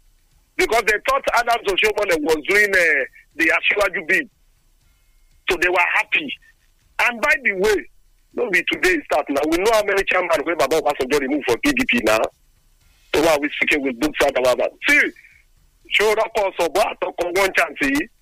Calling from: Lagos, Nigeria; I'm calling you from Lagos.

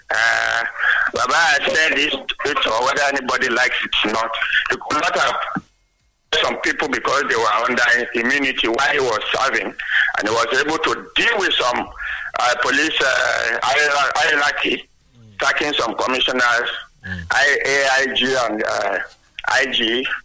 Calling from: Abeokuta, Ogun State, Nigeria; from Abeokuta. Good morning, Nigerians.

